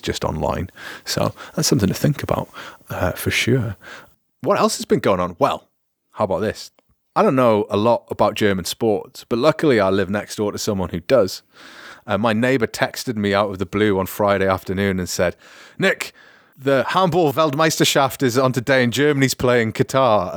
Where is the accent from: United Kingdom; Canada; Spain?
United Kingdom; moved away; as a British person speaking French